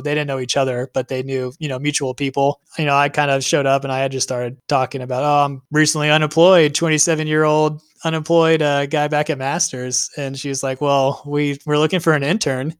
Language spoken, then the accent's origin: English; Houston, Texas, United States; also born or lived in Atlanta, Georgia; I was born and raised here in Houston